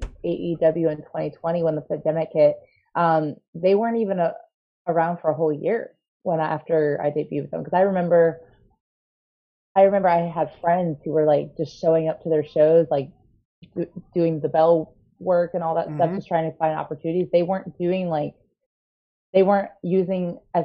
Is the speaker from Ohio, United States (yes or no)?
yes; Painesville, Ohio, United States; also born or lived in Cleveland, Ohio; I hail from Painesville, Ohio, but if you're familiar with the geography of Ohio, Painesville is like 30, 40 minutes northeast of Cleveland